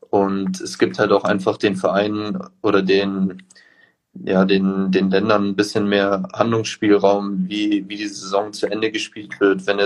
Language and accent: German; Munich, Bavaria, Germany; aber ich bin auch äh, gebürtiger Münchner.